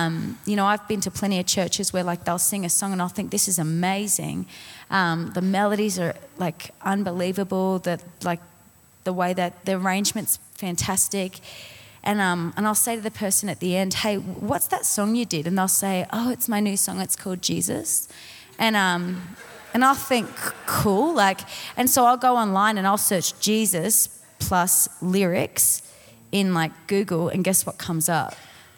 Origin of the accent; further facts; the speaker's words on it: Colorado Springs, Colorado, United States; I'm from Colorado Springs.